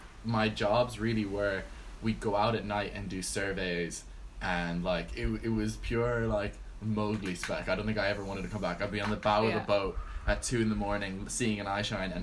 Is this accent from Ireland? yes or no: yes; Galway, Ireland; accent: Galway; also born or lived in Florida, United States; I moved to Ireland when I was six from Florida, born in America.